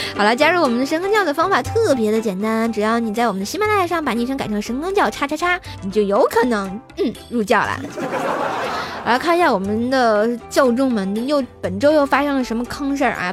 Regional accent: Tianjin, China; 我是来自天津的

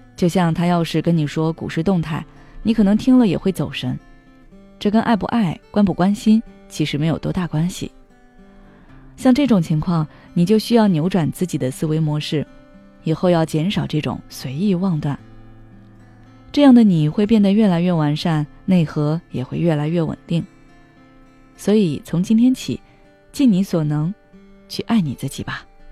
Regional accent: China; 我们中国人过圣诞

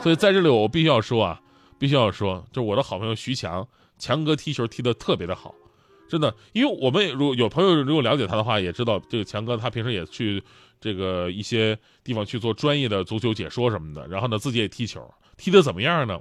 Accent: Yanbian, Jilin, China; 当年我家乡的球队，延边奥东队

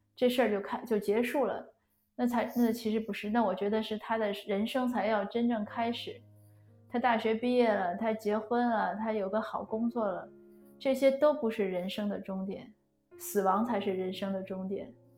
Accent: China; 我们中国人都很尊老爱幼

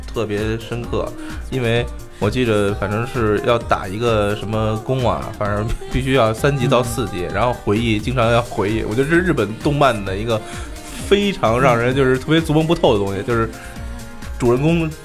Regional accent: Beijing, China; 就是北京这边儿所有的，像我们八零后的孩子

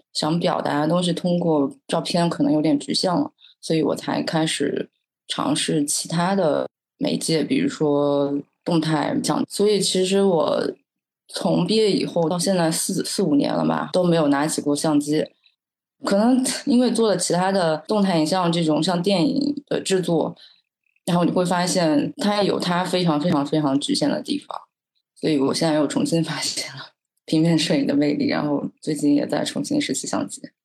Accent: a small county town in Zhejiang, China; 我从小生长在一个小县城，就特别特别小的浙江的一个小县城，在我的那个县城，城市和自然是没有明显的分界线的。我觉得就是一个大号版的村镇，比如说当时我小时候就生活在河边

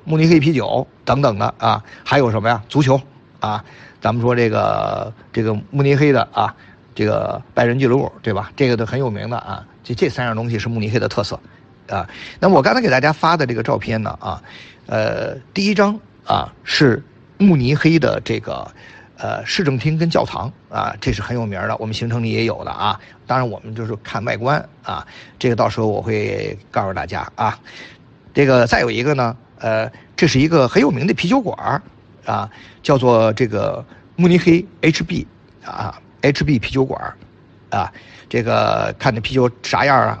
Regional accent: China; 我们中国人的伟大跟中国人的创新

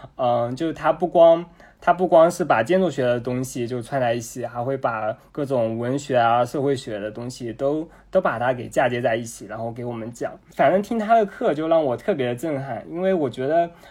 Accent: Jinhua, Zhejiang, China; 我是 嗯，浙江金华人

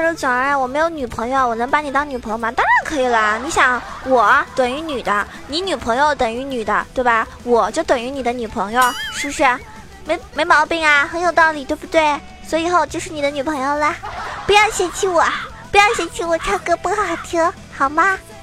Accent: Zhejiang, China; 我是浙江人

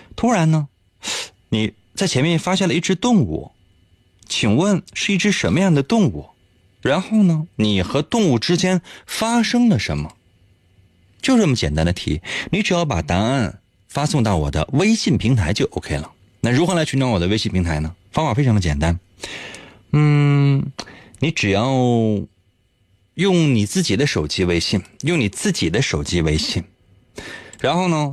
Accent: Northeast China, China; 咱们东北人

